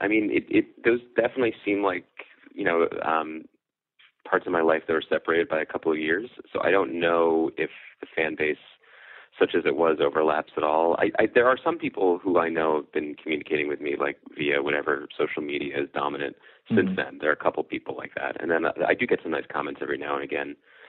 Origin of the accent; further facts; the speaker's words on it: Philadelphia, Pennsylvania, United States; also born or lived in Wilkes-Barre; Yeah, I'm from Philly.